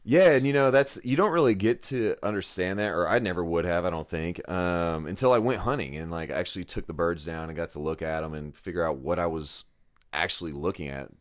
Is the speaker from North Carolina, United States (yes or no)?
no; Dallas, Texas, United States; also born or lived in Forney, Texas; now in Rockwall, United States; I grew up in Dallas, moved to Forney